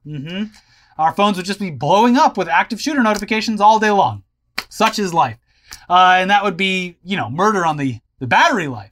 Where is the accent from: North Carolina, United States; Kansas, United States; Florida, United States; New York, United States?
Florida, United States; growing up in Florida